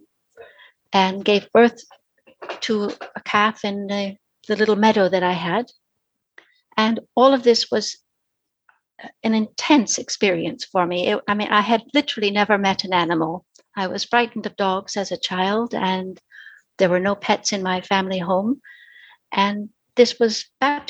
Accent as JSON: {"language": "English", "town": "Minneapolis", "region": "Minnesota", "country": "United States", "tie": "born or raised there", "moved": "as an adult", "lives_now": "London, United Kingdom", "said": "I was born and grew up in Minneapolis, in Minnesota"}